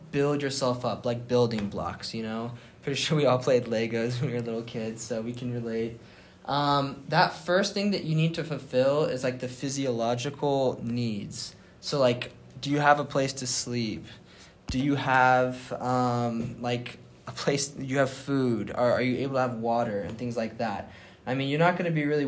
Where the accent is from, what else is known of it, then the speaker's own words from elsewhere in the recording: Atlanta, Georgia, United States; moved away as an adult; now in Utah, United States; I'm from Atlanta, Georgia